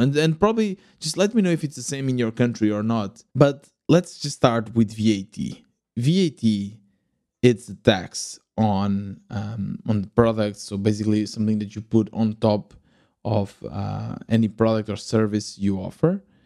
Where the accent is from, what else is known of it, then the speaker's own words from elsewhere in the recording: Lisbon suburbs, Portugal; moved away as an adult; also born or lived in Germany; I was born in Portugal, in, uh, Lisbon, or at least in the, the nearby Lisbon, in the suburbs.